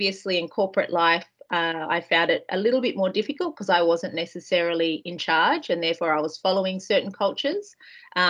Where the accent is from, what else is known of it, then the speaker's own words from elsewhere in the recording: Australia; moved away as an adult; now in New Zealand; growing up in Australia, very similar to here in New Zealand